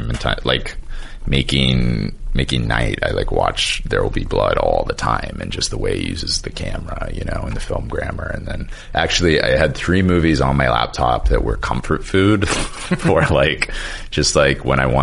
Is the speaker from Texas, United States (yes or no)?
yes; Texas, United States; now in Orlando, United States; I'm from Texas